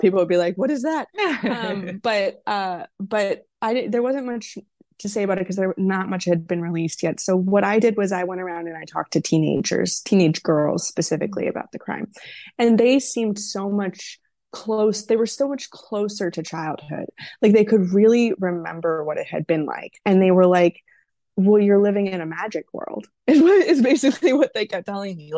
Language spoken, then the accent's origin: English; Wisconsin, United States; now in Los Angeles, United States; my home state of Wisconsin